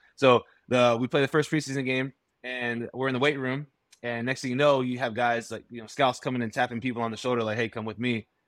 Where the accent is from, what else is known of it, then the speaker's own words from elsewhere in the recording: Florida, United States; I grew up down in Florida